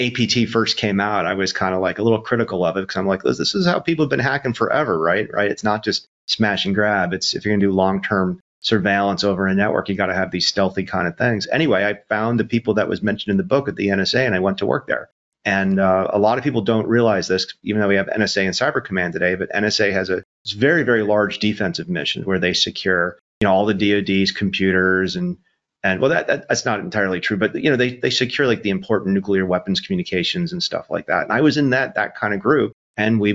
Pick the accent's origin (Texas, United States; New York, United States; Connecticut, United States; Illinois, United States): New York, United States; Syracuse; also born or lived in Rochester, New York; I was born in Rochester, grew up in Syracuse